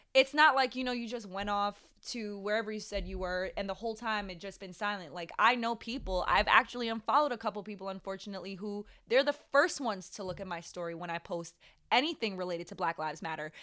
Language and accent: English; Jamaica; I was born in Jamaica, but I, I'm I'm black.